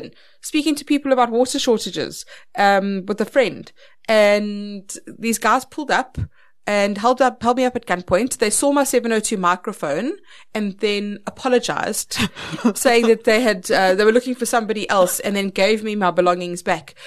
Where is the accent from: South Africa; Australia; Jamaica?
South Africa; Polokwane, Limpopo; I grew up in Polokwane, which was in Petersburg. I went to Capricorn High School.